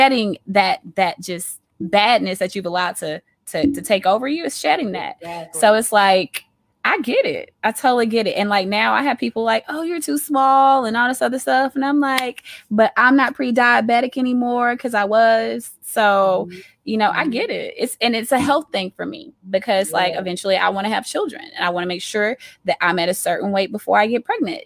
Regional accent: Auburn, Alabama, United States; I am from Auburn, Alabama

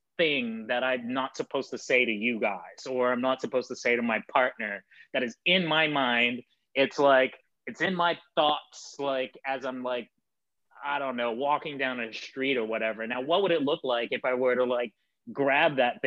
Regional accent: New York City, New York, United States; I'm from Bed-Stuy in the 80s and early 90s

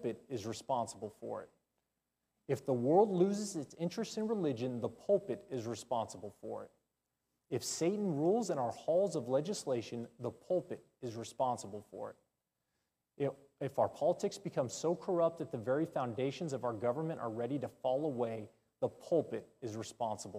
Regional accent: Texas, United States; I'm a Texan

